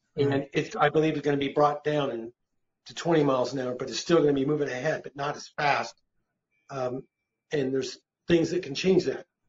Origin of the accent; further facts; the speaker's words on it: United States; I'm an American citizen